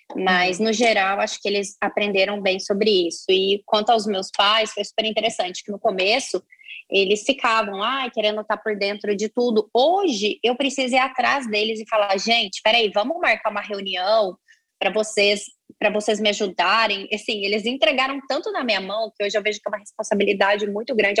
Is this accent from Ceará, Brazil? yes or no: no; Minas Gerais, Brazil; moved away as an adult; now in São Paulo, Brazil; eu venho de Minas, eu vim de Minas Gerais, moro em São Paulo, vai fazer nove anos